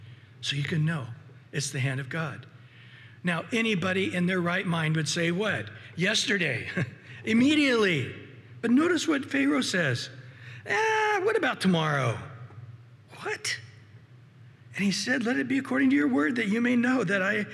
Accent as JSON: {"language": "English", "area": "Central Valley", "region": "California", "country": "United States", "tie": "born or raised there", "said": "I grew up with a lot of frogs in the valley, in the Central Valley where I grew up in California"}